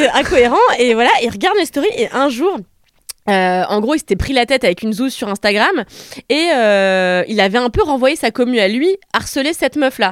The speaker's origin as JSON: {"language": "French", "country": "France", "said": "nous en France"}